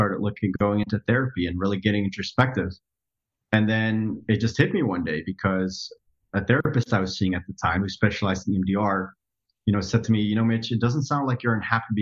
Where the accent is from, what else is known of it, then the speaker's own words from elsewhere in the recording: Netherlands; moved away as an adult; now in United States; So I grew up in the Netherlands. I was born and raised in Europe, lived there for 20 years.